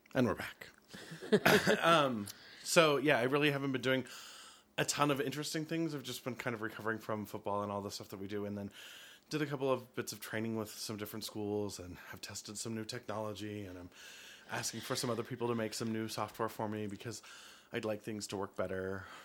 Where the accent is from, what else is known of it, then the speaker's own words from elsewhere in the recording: Helena, Montana, United States; I grew up in Helena